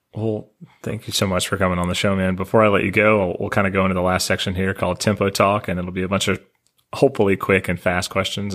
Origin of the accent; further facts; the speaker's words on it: Nashville, Tennessee, United States; I'm from Nashville